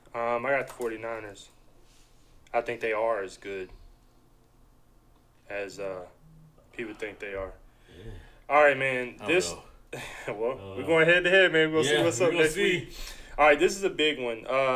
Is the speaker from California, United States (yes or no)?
no; Jacksonville, Florida, United States; My hometown, Jacksonville Jaguars